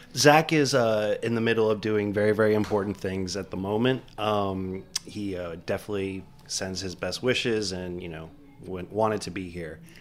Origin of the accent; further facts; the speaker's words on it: Miami, Florida, United States; now in New York, United States; I grew up in Miami